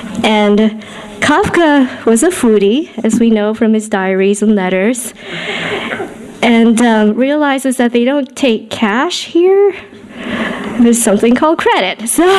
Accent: New England, United States; moved away as an adult; also born or lived in Northern California; Over 3 decades ago, although at times it seems only yesterday, I was born and raised in Pilgrim Woodsy, New England. Then moved to Northern California, the Bay Area of the late 90s to be exact.

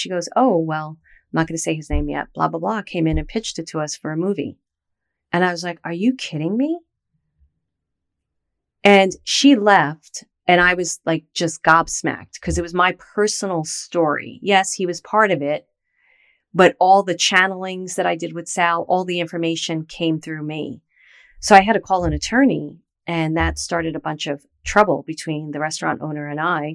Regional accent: New York City, New York, United States; I was from Brooklyn

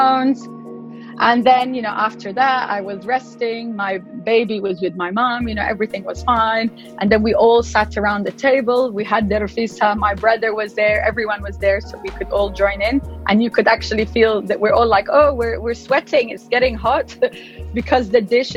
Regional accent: Morocco; moved away; also born or lived in England; I'm also British, but I'm originally Moroccan and I grew up in Morocco

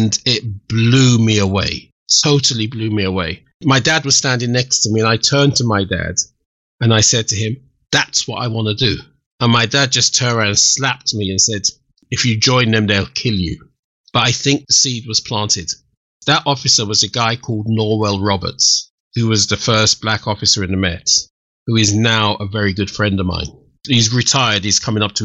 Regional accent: Kent, South East England, United Kingdom; moved away; also born or lived in London; the village where I grew up in Kent

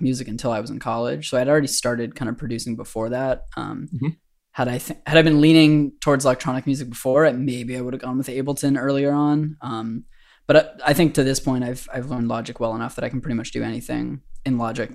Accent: Boston, Massachusetts, United States; moved away as an adult; now in New Orleans, United States; I'm from Boston originally.

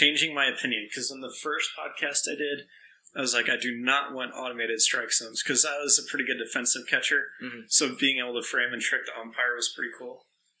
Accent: St. Louis, Missouri, United States; we're from St. Louis.

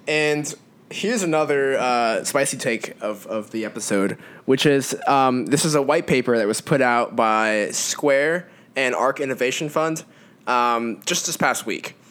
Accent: California, United States; moved away; my home state of California, which still has my heart. Oh, California. I miss it.

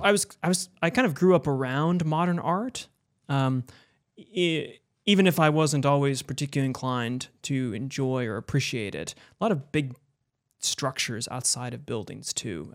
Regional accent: Buffalo, New York, United States; I grew up in Buffalo, New York

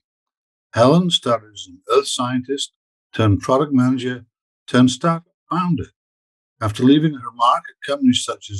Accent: Toronto, Ontario, Canada; we're both from Toronto, but I'm just outside of London at the moment, London, UK, that is

